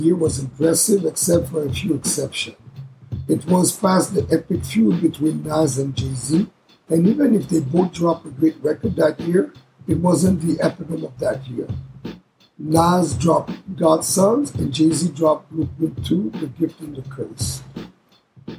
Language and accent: English; Canada; It was recorded in Canada. This is my hometown, my home country